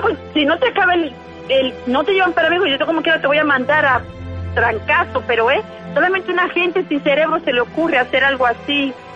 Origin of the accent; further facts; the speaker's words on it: Venezuela; now in North Carolina, United States; Yo nací en Venezuela